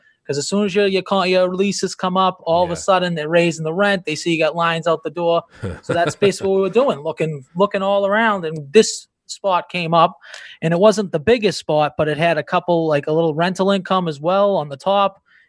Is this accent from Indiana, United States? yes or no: no; Boston, Massachusetts, United States; I'm from the Boston area, a little outside of Boston. I was born in Revere.